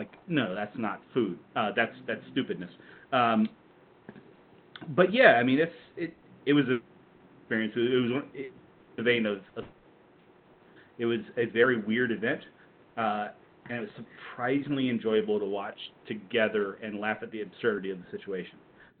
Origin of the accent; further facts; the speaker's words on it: Elizabeth City, North Carolina, United States; born or raised there